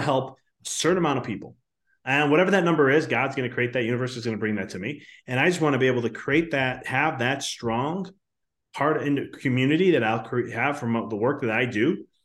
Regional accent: Chicago, Illinois, United States; I'm from Chicago too

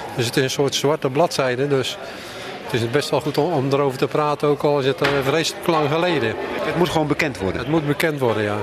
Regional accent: Vlissingen, Zeeland, Netherlands; ik kom uit Vlissingen.

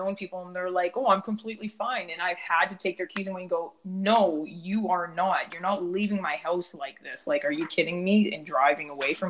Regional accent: Ladner, British Columbia, Canada; I come from Ladner, a smaller town

